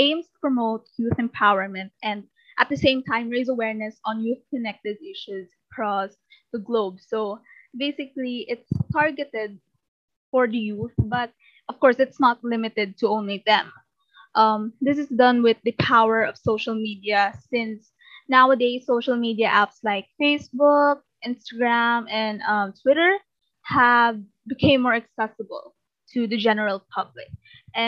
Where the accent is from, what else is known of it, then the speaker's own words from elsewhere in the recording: Philippines; I come all the way from the Philippines.